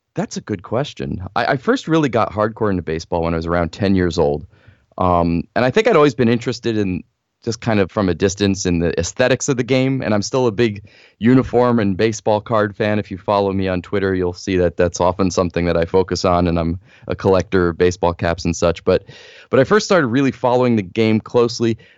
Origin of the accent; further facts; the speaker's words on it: northern New Jersey, United States; I grew up in New Jersey, northern New Jersey